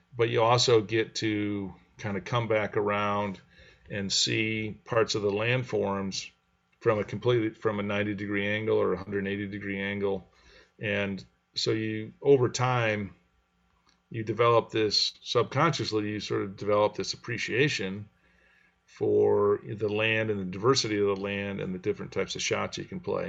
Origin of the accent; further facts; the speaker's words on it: Grand Rapids, Michigan, United States; I grew up in Grand Rapids